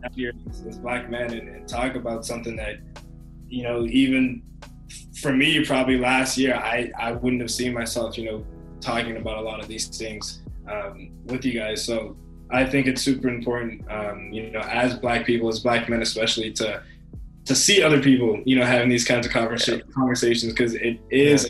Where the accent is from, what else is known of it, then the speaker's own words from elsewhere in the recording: England, United Kingdom; growing up in England